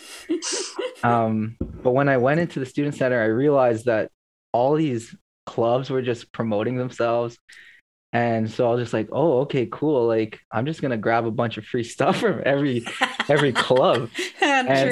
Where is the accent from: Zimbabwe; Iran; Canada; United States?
Canada; Toronto, Ontario; I'm Filipino and I was raised in Scarborough